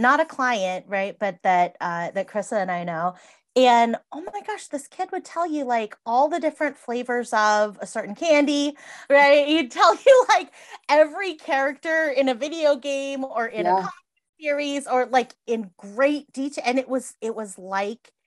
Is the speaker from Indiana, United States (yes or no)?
no; Massachusetts, United States; now in Iowa, United States; I grew up in Massachusetts and there's like a counselor on every block, right?